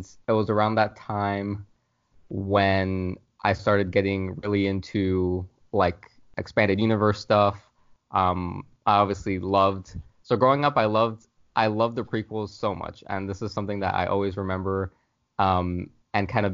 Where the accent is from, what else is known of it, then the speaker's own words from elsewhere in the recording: Florida, United States; I'm from Florida